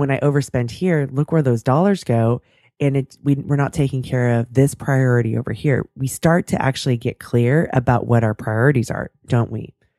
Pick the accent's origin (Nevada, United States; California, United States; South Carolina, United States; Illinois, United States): California, United States; I'm born and raised in California